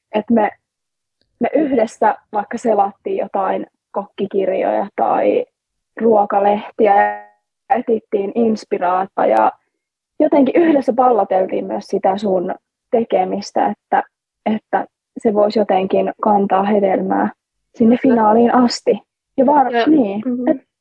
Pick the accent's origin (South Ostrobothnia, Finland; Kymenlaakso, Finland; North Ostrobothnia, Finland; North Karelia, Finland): North Karelia, Finland; Joensuu; me ollaan siis kotoisin Joensuusta Pohjois-Karjalasta